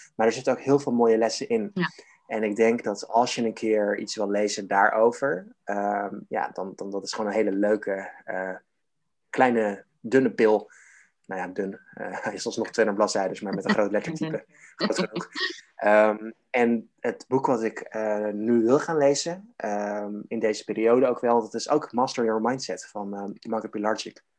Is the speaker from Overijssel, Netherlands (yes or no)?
no; Harderwijk, Gelderland, Netherlands; in mijn geboortestad Harderwijk